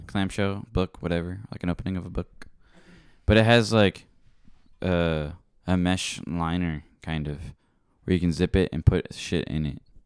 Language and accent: English; Philippines; I'm Filipino.